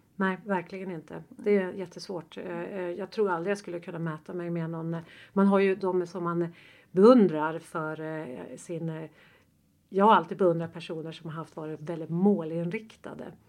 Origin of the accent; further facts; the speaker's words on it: Östersund, Jämtland, Sweden; moved away; nästa vecka så kommer jag tillbaka till Östersund där jag är född